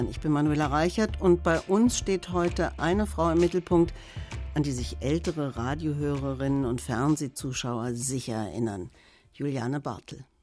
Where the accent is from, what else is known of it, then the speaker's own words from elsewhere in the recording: Bremen, Germany; ich komme aus Bremen